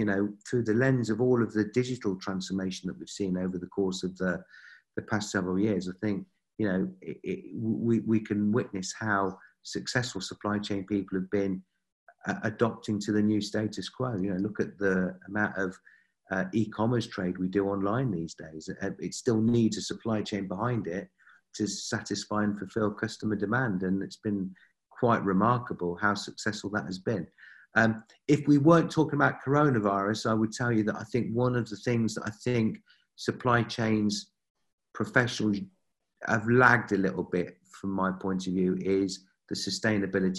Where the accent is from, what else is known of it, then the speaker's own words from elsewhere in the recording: United Kingdom; being a Brit